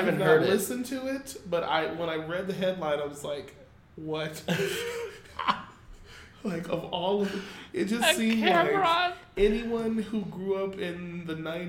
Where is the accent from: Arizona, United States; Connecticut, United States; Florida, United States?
Arizona, United States; Phoenix; Keep in mind, we're from Phoenix.